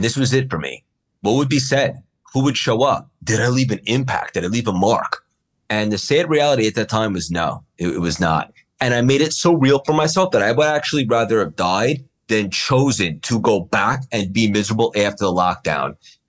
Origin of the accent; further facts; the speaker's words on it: New York, United States; I'm from New York, ended up on Wall Street